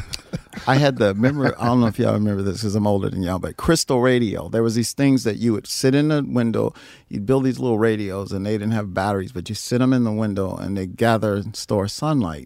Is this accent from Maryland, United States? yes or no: no; Chicago, Illinois, United States; also born or lived in Rock Island, Illinois / East St. Louis, Illinois; I was born in Rock Island, but I grew up in South Side, Chicago